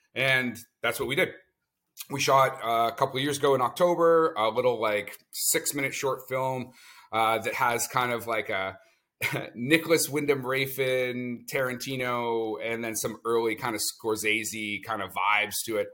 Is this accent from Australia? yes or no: no; Canada; I'm a Canadian producer